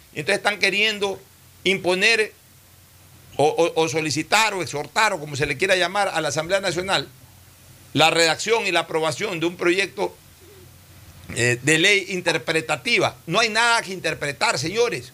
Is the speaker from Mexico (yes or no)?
no; Ecuador; yo he sido mandatario ecuatoriano, he sido eh, diputado del Ecuador